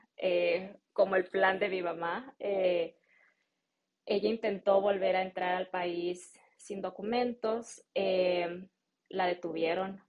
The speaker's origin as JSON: {"language": "Spanish", "region": "Jalisco", "country": "Mexico", "tie": "born or raised there", "also_born_or_lived": "Salinas, California, United States", "first_language": "Spanish", "moved": "as an adult", "lives_now": "United States", "said": "a mí me tocó crecer en México. Entonces yo siempre he dicho que soy mexicana."}